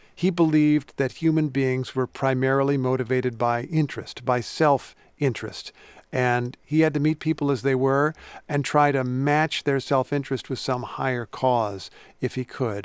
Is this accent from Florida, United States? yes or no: no; Indiana, United States; I grew up in Indiana, which is where Lincoln spent a lot of his youth